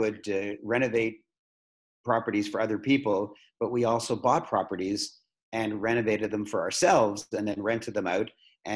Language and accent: English; Toronto, Ontario, Canada; I was born in Toronto. I've lived in Toronto all my life. I'm a very proud Canadian